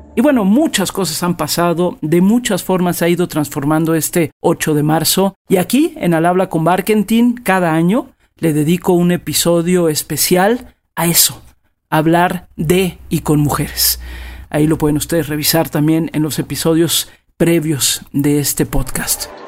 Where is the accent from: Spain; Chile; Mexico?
Mexico; aquí en mi país, en México